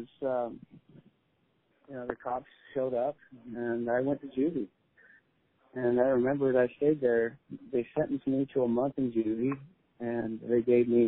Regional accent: Shelton, Washington, United States; I come from Shelton, Washington

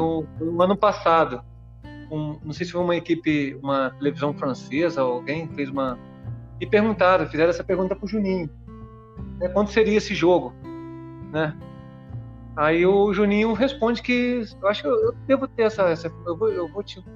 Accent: Espírito Santo, Brazil; moved away; eu sou capixaba, né, cara? Eu, eu fui descoberto lá jogando uma competição no meu estado

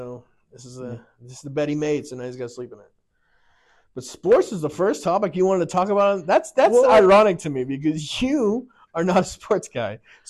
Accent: Massachusetts, United States; moved away as an adult; now in Utah, United States; I mean, I came here from Massachusetts in 2016.

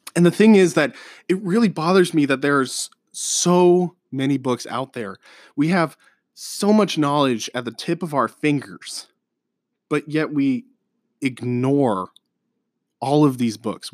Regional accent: Colorado, United States; moved away as an adult; now in Omaha area, Nebraska, United States; I'm from Colorado

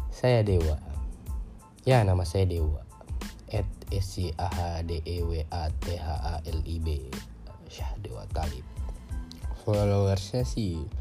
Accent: Gorontalo, Indonesia; born there; tapi saya lahirnya Indonesia tapi ya saya bangga jadi anak Indonesia saya lahir di Gorontalo Regency

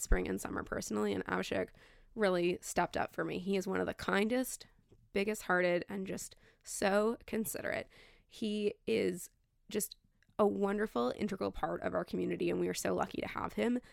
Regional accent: Toronto, Ontario, Canada; I'm born and raised in Toronto. I grew up in Leaside.

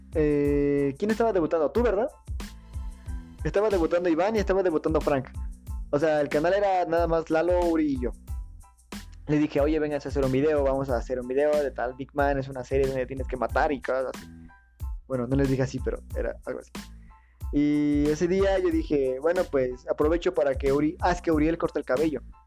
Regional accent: Querétaro, Mexico; yo soy de Querétaro

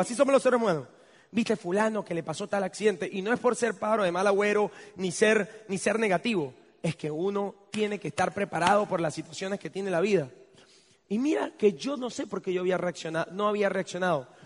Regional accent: Venezuela; also born or lived in United States; no solamente ser venezolano, sino vivir en Venezuela

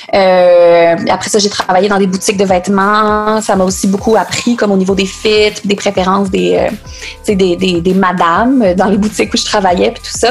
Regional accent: Quebec City, Quebec, Canada; Je viens de Québec

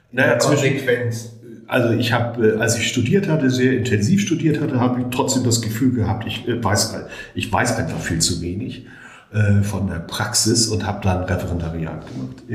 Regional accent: Hamburg, Germany; Ich bin in Volkshof und Rahlstedt aufgewachsen in Hamburg.

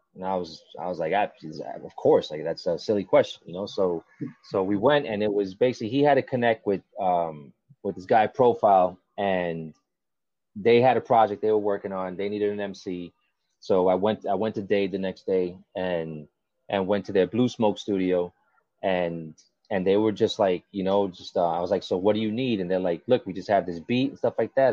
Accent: Kendall, Florida, United States; also born or lived in New York; where I grew up here in Kendall

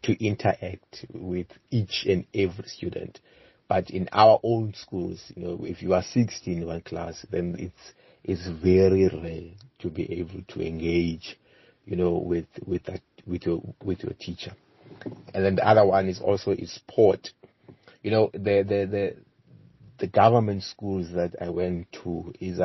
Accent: King William's Town, Eastern Cape, South Africa; I then moved, you know, a month after I was born, and then I grew up in a village called Ndevana location, which is based in King Williamstown. King Williamstown is based in the Eastern Cape.

